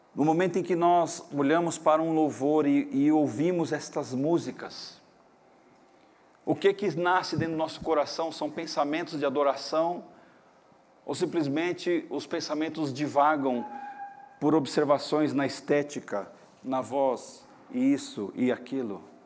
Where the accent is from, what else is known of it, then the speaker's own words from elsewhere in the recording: Brazil; nós, como brasileiros que somos